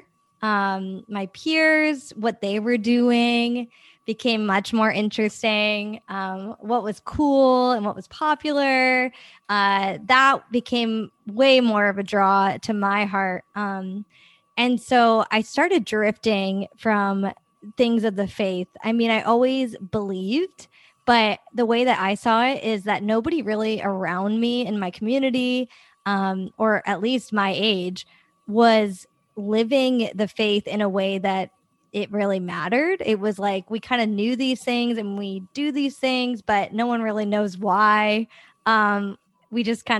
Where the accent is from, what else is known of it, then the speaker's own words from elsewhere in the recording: Northeast, United States; I grew up in the Northeast